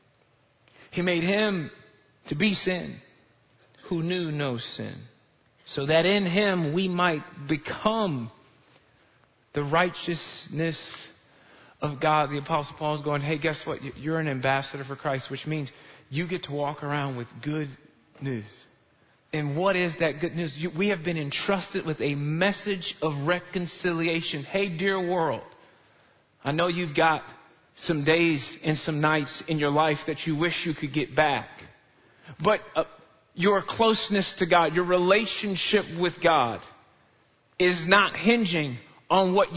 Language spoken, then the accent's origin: English; Chicago, Illinois, United States; I grew up in Chicagoland area